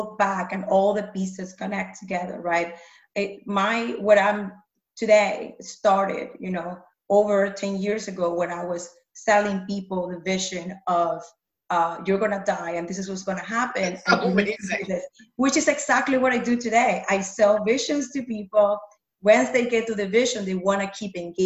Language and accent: English; Panama; moved away; I grew up in Panama